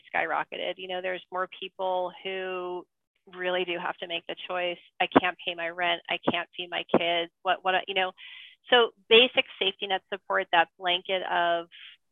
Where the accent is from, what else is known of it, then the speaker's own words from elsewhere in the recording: New York City, New York, United States; now in Marin County, United States; I'm originally from New York. I'm from Flushing.